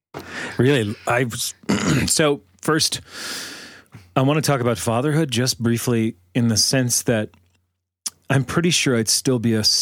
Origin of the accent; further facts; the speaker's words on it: Washington, United States; year ago, I would have said Washington State.